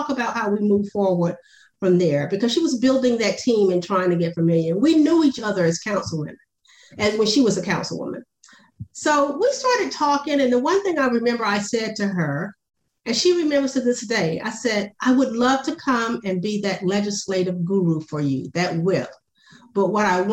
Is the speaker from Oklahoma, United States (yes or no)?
no; Savannah, Georgia, United States; moved away as an adult; also born or lived in Washington, D.C.; now in Atlanta, United States; my background from growing up in Savannah, Georgia